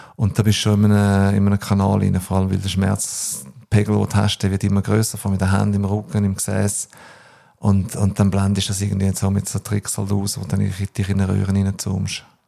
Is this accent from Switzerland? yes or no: yes; Switzerland; also born or lived in New Zealand / Australia; ist die Schweiz für mich meine Heimat